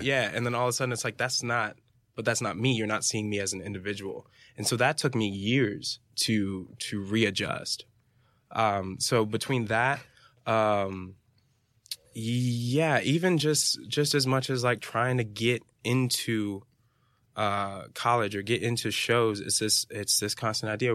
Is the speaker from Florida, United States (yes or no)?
yes; Fort Lauderdale, Florida, United States; I'm from Fort Lauderdale, Florida